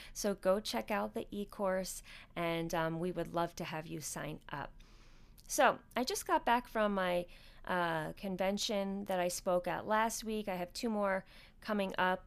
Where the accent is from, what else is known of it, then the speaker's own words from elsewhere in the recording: outside of New York City, United States; moved away; I grew up outside of New York City